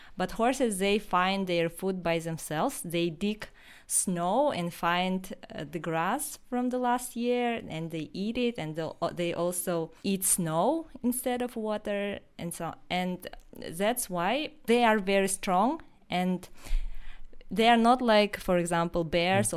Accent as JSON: {"language": "English", "area": "Yakutia", "region": "Sakha Republic", "country": "Russia", "first_language": "Yakut (Sakha)", "second_language": "English", "said": "we we have our own language, which is called Saha, Saha or Yakut language"}